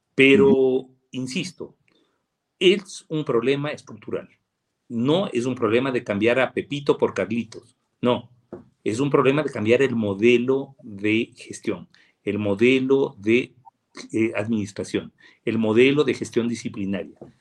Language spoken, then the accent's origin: Spanish; Riobamba, Chimborazo, Ecuador; yo soy de Chimborazo y soy de Riobamba